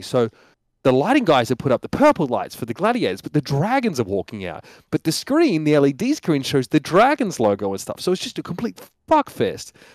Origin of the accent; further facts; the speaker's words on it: Australia; moved away; I'm an Australian